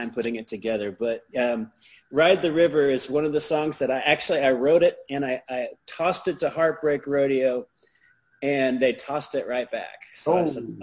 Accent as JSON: {"language": "English", "town": "Norman", "region": "Oklahoma", "country": "United States", "tie": "born or raised there", "said": "I grew up in Norman, and back when there was one high school"}